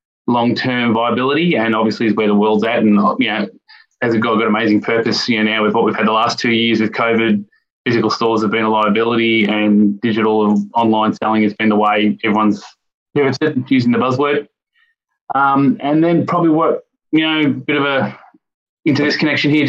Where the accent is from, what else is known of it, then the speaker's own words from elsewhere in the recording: Victoria, Australia; also born or lived in Melbourne; born and bred in Victoria, and grown up in a strong Christian home all my life. Grew up in around Wandon as a young kid